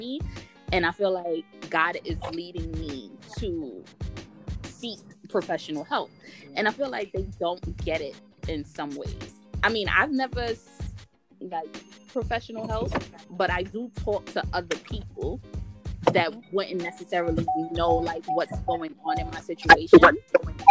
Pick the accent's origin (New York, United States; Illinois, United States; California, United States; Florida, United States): New York, United States; New York City; also born or lived in Antigua; growing up in New York City